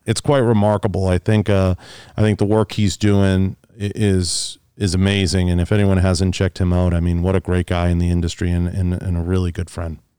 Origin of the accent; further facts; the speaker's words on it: Boston, Massachusetts, United States; moved away; I, I grew up in Boston and, uh, and, and grew up in the city.